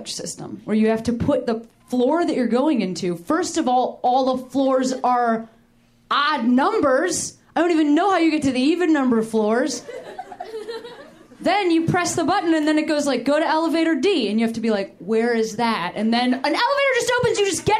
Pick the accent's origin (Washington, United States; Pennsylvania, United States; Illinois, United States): Illinois, United States; Chicago; now in Los Angeles, United States; I'm from Chicago.